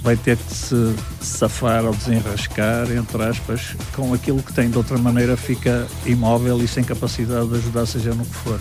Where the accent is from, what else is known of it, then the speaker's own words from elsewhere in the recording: Porto, Norte, Portugal; also born or lived in Vila Real, Trás-os-Montes; Sou do Porto e comecei a minha vida em Trás-os-Montes